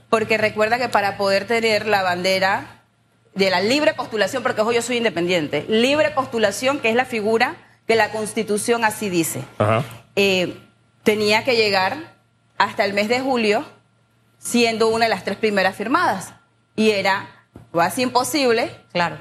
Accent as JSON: {"language": "Spanish", "town": "San Miguelito", "region": "Panamá", "country": "Panama", "tie": "born or raised there", "said": "yo crecí en San Miguelito, en un área no tan urbanizada, Cerro Batea, sector 7, Las Colinas"}